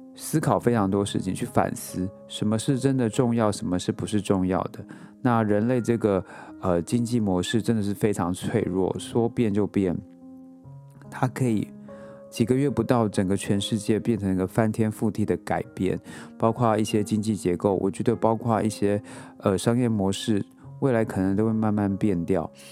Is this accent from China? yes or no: no; Taiwan; moved away as an adult; now in New York, United States; 我之前，呃，之前住在亚热带国家嘛，然后我出生在台湾